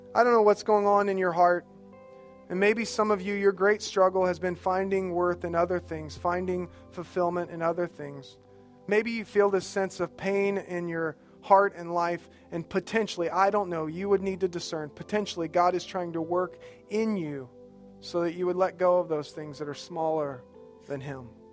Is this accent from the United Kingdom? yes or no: no; Alabama, United States; My wife is here, and, uh, we are from Alabama